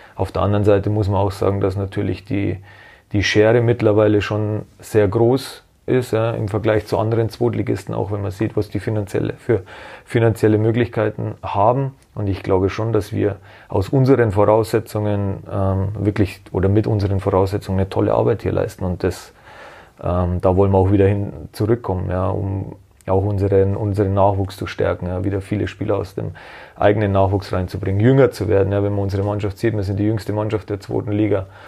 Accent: Germany; bei uns in Deutschland

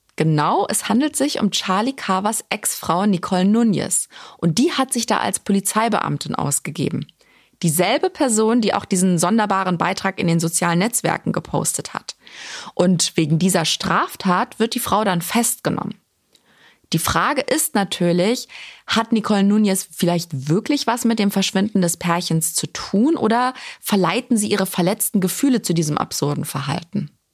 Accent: Germany; Bei uns in Deutschland

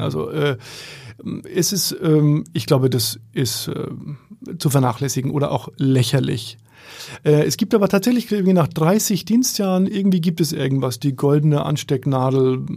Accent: Bamberg, Bavaria, Germany; moved away as an adult; now in Berlin, Germany; in Bamberg, in meiner Heimat

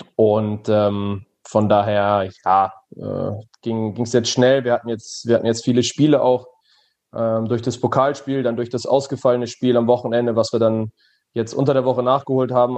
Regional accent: Germany; moved away as an adult; now in Belgium; meiner Heimat äh, nahezu äh, der niederländischen Grenze

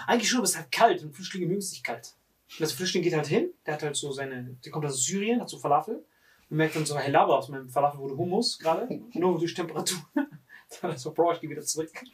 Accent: Morocco; bei uns in Marokko

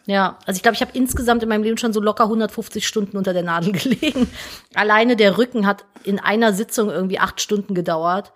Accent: Cologne, North Rhine-Westphalia, Germany; Wir sind aus Köln

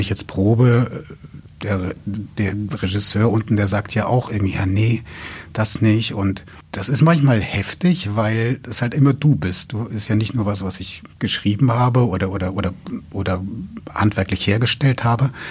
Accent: Coburg, Bavaria, Germany; moved away as an adult; now in Braunschweig, Germany; Ich komme ja aus Coburg, aus Franken gebürtig

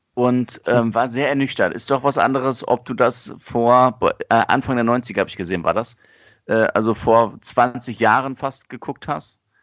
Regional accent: Germany; bei uns in Deutschland

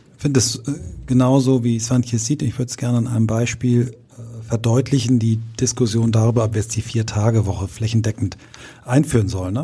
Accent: Kiel, Schleswig-Holstein, Germany; gab es in Kiel in meiner Heimatstadt immer diese Anzeigenblätter mittwochs

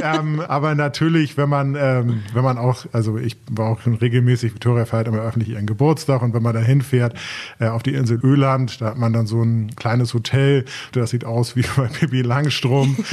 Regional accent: Germany; wir als Deutsche

